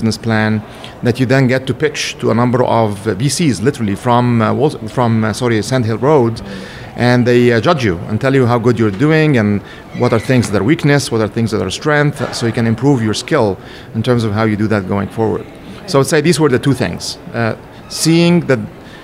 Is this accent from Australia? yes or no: no; Cairo, Cairo Governorate, Egypt; moved away as an adult; now in Silicon Valley, United States; I was born in Egypt, in Cairo, specifically in a town called Shubra, for people that know Egypt well enough. I got my bachelor's and master's degrees at Cairo University.